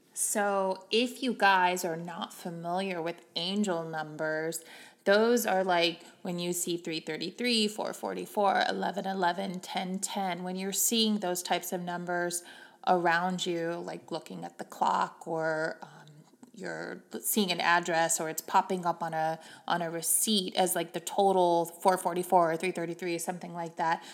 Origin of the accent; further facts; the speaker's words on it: Missouri, United States; moved away; growing up in the Bible Belt in Missouri